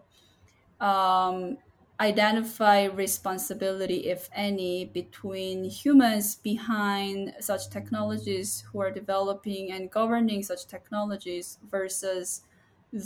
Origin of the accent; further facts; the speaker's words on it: Seoul, South Korea; now in San Diego, United States; I'm originally from Seoul, South Korea